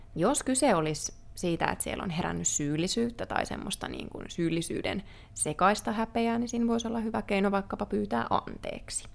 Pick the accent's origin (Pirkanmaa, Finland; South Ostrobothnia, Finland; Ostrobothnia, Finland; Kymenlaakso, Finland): Kymenlaakso, Finland; Kouvola; moved away as an adult; also born or lived in Helsinki; muutin Helsinkiin opiskelemaan Kouvolasta